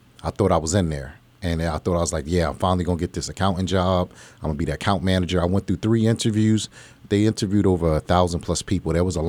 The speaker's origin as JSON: {"language": "English", "town": "Plainfield", "region": "New Jersey", "country": "United States", "moved": "yes", "lives_now": "Allentown, United States", "said": "Pretty much, I'm from Plainfield, New Jersey, Linden, New Jersey. I moved to Allentown in 1996. And I've been out here ever since."}